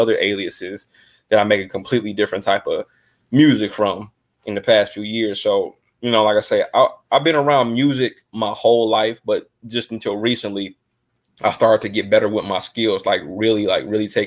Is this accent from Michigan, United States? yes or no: yes; Detroit, Michigan, United States; also born or lived in Downriver, Michigan; I'm from Detroit, Michigan. Got to give a shout out to my city, the great Motown. Just growing up